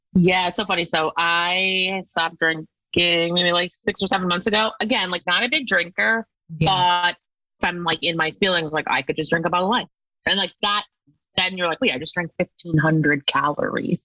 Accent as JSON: {"language": "English", "country": "United States", "tie": "born or raised there", "said": "I grew up on the East Coast in like a suburb outside of New York City, like 40 miles"}